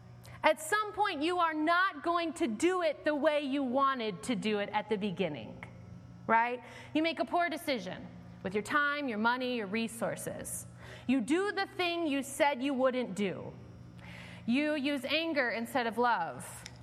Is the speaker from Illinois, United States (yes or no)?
yes; Homewood, Illinois, United States; also born or lived in Evanston, United States; My parents moved our family from Evanston to Homewood when I was 2 years old. I grew up on Lexington Road.